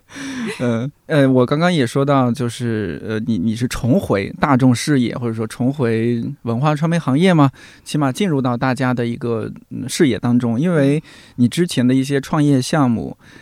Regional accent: Shanxi, China; moved away as an adult; now in Beijing, China; 我老家的，或者说是山西某一个地方的一个乡镇

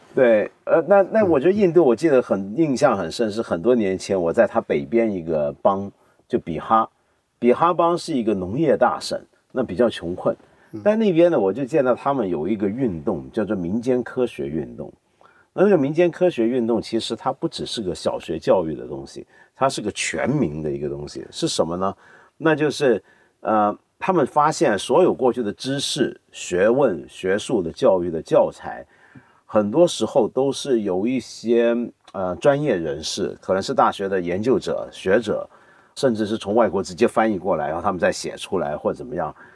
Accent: Taiwan; 因为小时候在台湾，我父母都在香港，我是外公外婆带大的

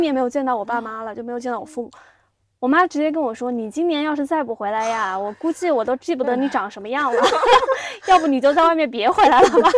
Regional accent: Xiamen, Fujian, China; moved away as an adult; also born or lived in Beijing; 作为一个厦门人

